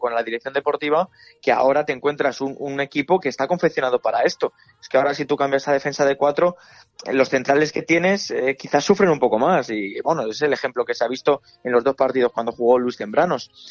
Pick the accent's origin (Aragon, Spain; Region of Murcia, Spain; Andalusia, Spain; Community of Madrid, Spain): Community of Madrid, Spain; Leganés; soy de aquí de Leganés